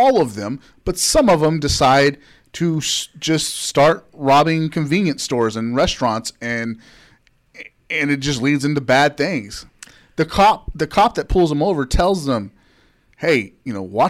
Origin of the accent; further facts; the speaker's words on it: Texas, United States; also born or lived in Springtown, Texas; we live in Texas and we're from Texas